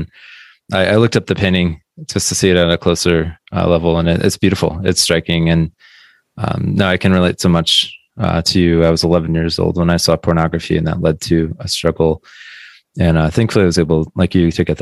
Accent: Midwest, United States; Growing up in the Midwest

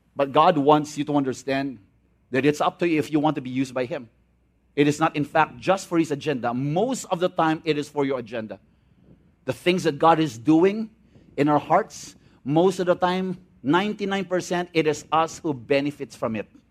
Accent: Visayas, Philippines; I'm from the Visayan area.

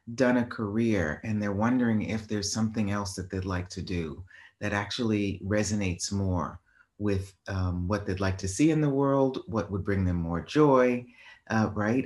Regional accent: Boston, Massachusetts, United States; moved away; I was in, uh, Boston, my hometown

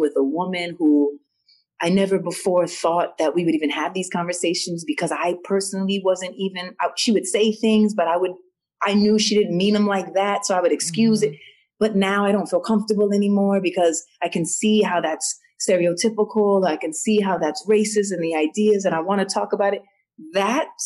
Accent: New York, United States; I grew up in New York and because I'm mixed

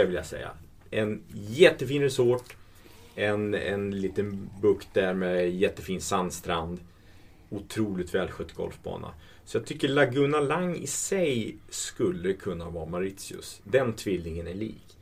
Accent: Sweden; som svensk

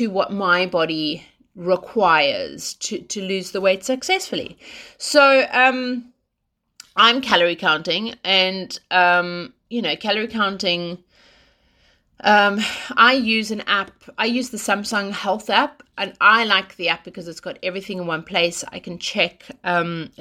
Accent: South Africa; I'm South African

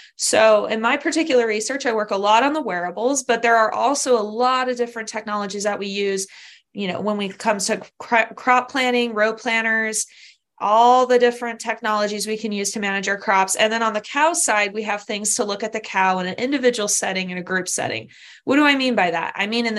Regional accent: Southern California, United States; moved away as an adult; also born or lived in Kentucky / Madison, Wisconsin; now in Pennsylvania, United States; I'm from California, Southern California originally

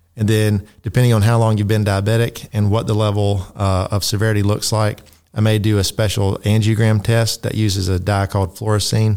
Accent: Tifton, Georgia, United States; moved away as an adult; also born or lived in West Virginia / South Dakota; I grew up here in Tifton

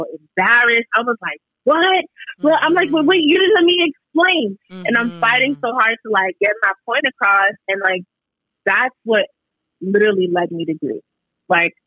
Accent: New York City, New York, United States; I am from New York, Brooklyn, born and raised

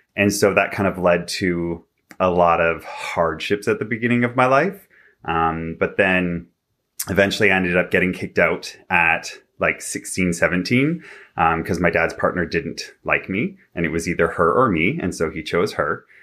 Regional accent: Vancouver, British Columbia, Canada; now in Toronto, Canada; I'm originally from Vancouver, B C. I now live in Toronto.

